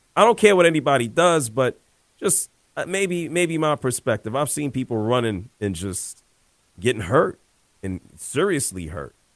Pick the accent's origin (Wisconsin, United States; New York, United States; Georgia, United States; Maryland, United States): New York, United States; I grew up in New York